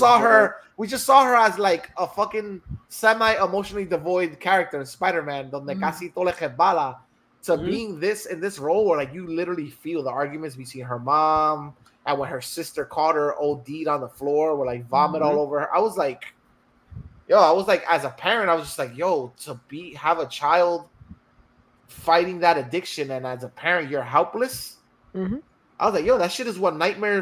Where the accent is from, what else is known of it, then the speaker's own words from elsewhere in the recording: New Jersey, United States; growing up in New Jersey